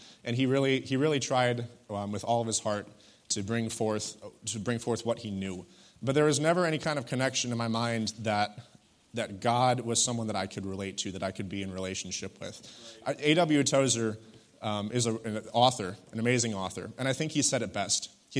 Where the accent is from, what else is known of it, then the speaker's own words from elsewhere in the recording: Wisconsin, United States; You know, even though I wasn't raised here, it kind of feels like a church home to me, you know, home away from home, if you will. I was raised in Wisconsin. You know, this is Michigan, so it's a similar kind of environment.